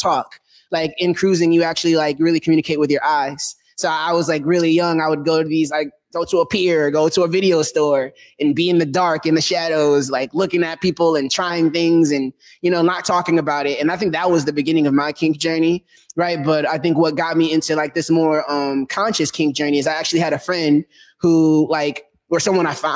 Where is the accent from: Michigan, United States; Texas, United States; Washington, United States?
Michigan, United States; Detroit; moved away; I'm from Detroit, Michigan.